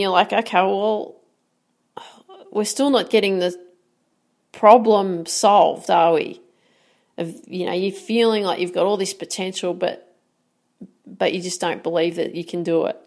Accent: Australia; I'm an Aussie

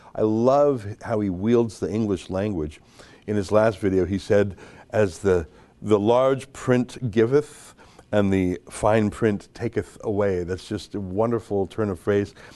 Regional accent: Calgary, Alberta, Canada; now in Toronto, Canada; I grew up in Calgary, not a lot of Italian people out there

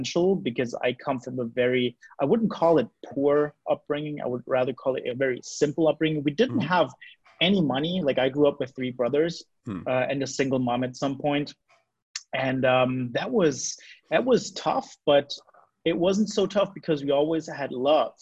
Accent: Germany; I'm 34 years old. I'm from Germany

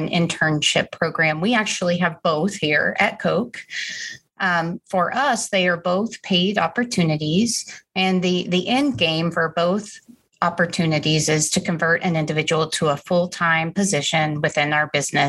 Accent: Wichita, Kansas, United States; I grew up in Wichita, Kansas, went to school at Wichita State University

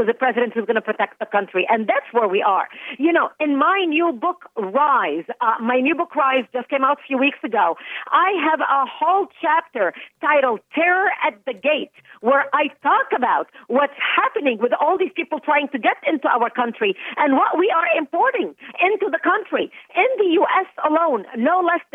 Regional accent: Lebanon; first language Arabic; English is a second language; now in United States; I was born and raised in Lebanon

